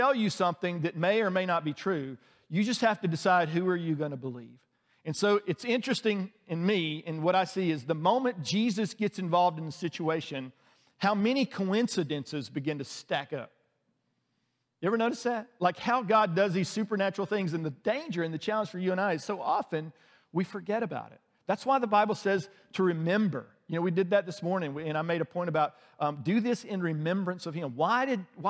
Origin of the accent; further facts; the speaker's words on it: outside of Birmingham, Alabama, United States; moved away as an adult; now in Atlanta, United States; I grew up outside of Birmingham, and Birmingham is the largest city in our state